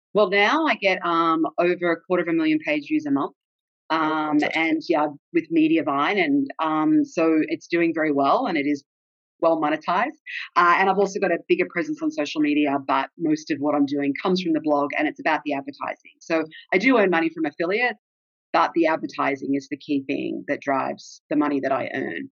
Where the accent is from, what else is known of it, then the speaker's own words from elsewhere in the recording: Australia; accent: Australian; moved away as an adult; also born or lived in Texas, United States / Seattle, United States; now in London, United Kingdom; I was born in Australia